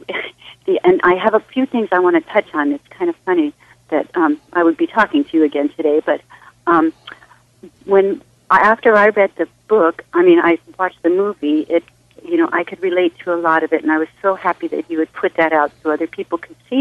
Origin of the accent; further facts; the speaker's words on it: Hawaii, United States; I'm from Hawaii